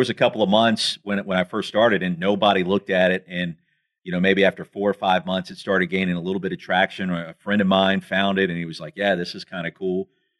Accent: Columbia, South Carolina, United States; I grew up in Columbia.

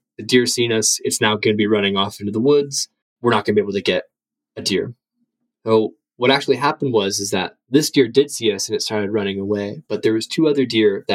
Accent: Tennessee, United States; moved away as an adult; now in Hokkaido, Japan; I grew up in Tennessee near a military base.

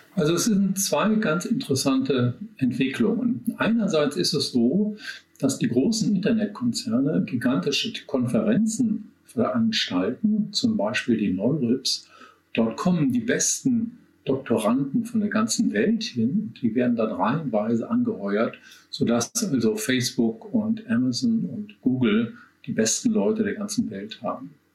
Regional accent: Germany; bei uns in Deutschland

